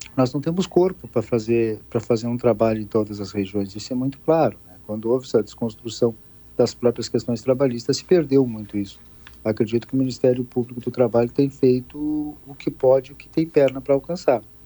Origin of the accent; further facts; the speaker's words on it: Arroio Grande, Rio Grande do Sul, Brazil; Nós saímos de uma região de fronteira, que é onde é a minha casa, eu sou daqui de, de Arroio Grande